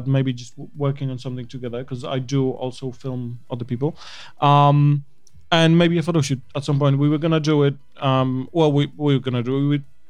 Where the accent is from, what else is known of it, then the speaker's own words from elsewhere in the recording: Kielce, Świętokrzyskie Voivodeship, Poland; English is a second language; now in United Kingdom; Oh, it's a small city between Warsaw and Krakow. What's it called? It's called Kielce.